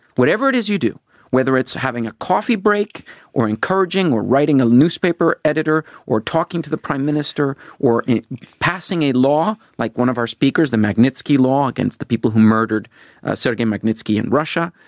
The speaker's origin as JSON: {"language": "English", "country": "Venezuela", "tie": "born or raised there", "moved": "as an adult", "said": "I was born in Venezuela. Yes, my my my grandfather and grandmother lived in Venezuela, and and my father, a Norwegian, was born there. And so I, I grew up there."}